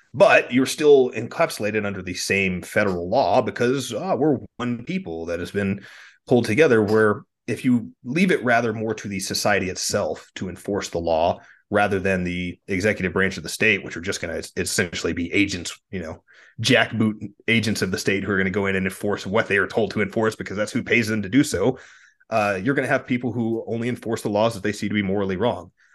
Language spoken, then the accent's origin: English; Texas, United States; as a Texan